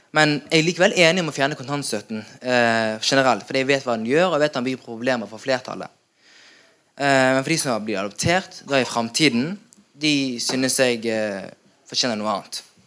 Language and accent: Norwegian; Norway; Jeg var syv måneder da jeg kom til Norge eller ble hentet av mine foreldre.